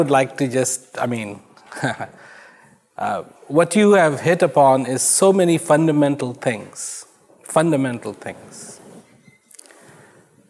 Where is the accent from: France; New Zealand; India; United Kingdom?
India; I was born in India